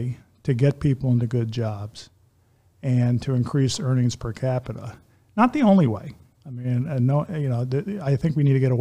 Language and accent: English; Philadelphia, Pennsylvania, United States; now in Kalamazoo, United States; I grew up in the Philadelphia area, although I've been in Kalamazoo since 1989